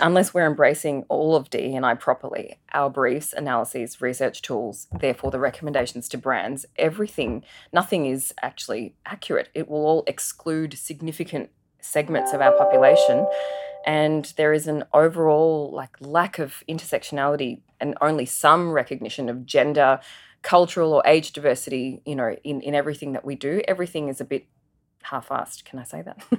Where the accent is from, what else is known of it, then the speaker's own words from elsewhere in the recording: Adelaide, South Australia, Australia; also born or lived in Singapore; my family migrated from Singapore to Adelaide in nineteen ninety-one. I was one of only two Indian kids at our primary school